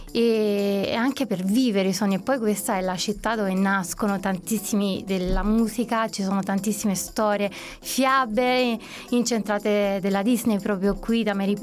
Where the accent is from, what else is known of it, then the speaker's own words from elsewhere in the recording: Naples, Campania, Italy; moved away as an adult; now in London, United Kingdom; sono napoletana, doc, Napoli mi scorre nelle vene